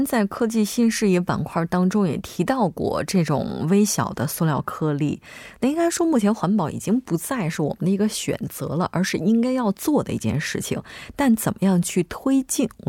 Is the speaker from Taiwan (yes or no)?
no; China; now in South Korea; 因为我差不多来韩国不应该说作为中国人，嗯，就一直以来都有自己带杯子的习惯。